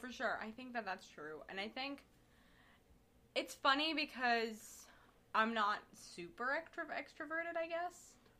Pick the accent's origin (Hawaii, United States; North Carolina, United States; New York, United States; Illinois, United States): Illinois, United States; Chicago; I'm from Chicago.